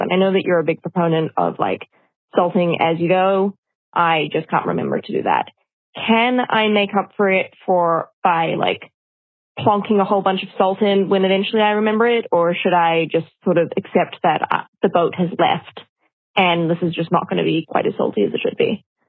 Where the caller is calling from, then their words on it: New York City, New York, United States; I'm calling you from Brooklyn, New York